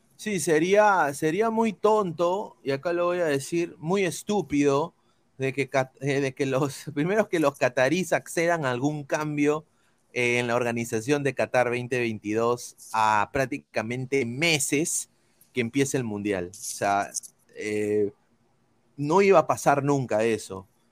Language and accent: Spanish; Peru; now in United States; como peruano